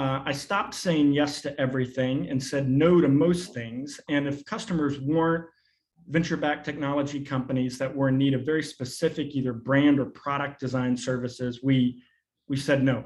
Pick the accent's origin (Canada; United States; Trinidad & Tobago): United States; Arkansas; also born or lived in New York; I grew up in a very rural context. I was born in New York, but we moved to Arkansas when I was 5